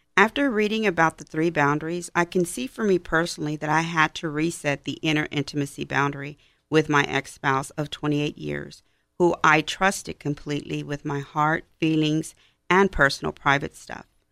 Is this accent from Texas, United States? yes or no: yes; Houston, Texas, United States; I am from Houston